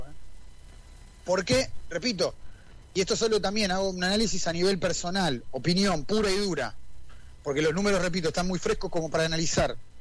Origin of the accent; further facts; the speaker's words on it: Argentina; nosotros como argentinos